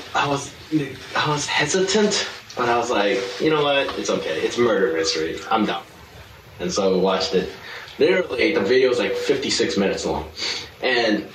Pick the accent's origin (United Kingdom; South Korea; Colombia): South Korea; moved away; as a Korean, born and raised in Korea